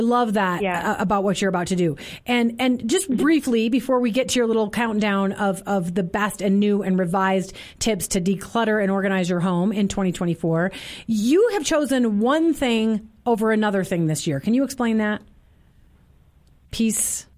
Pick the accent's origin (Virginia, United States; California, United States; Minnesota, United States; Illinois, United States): Minnesota, United States; I grew up in Minnesota